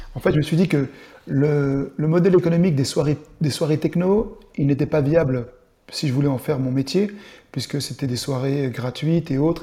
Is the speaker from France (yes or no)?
yes; Dole, Bourgogne-Franche-Comté, France; also born or lived in Bastia, Corsica; now in Besançon, France; Je suis né en Corse, à Bastia, et j'habite à Besançon. J'ai grandi à Dole euh, dans le Jura jusqu'à mes 20 ans